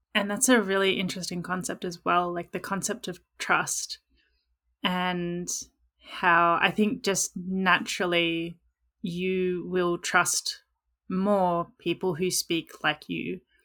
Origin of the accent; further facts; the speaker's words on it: Australia; accent: Australian English; the number of languages I speak is one, which is Australian English